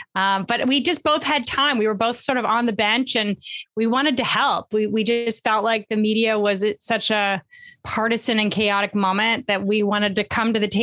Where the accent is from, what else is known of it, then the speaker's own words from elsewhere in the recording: Canada; moved away as an adult; also born or lived in Montreal, Canada / London, United Kingdom / California, United States; now in United States; I was born and studied in Canada, and a Canadian, proud Canadian American